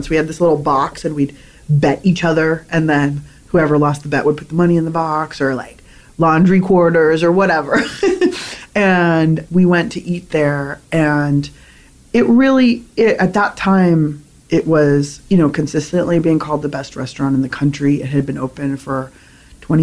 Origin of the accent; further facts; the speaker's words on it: San Diego, California, United States; also born or lived in Berkeley; I grew up in San Diego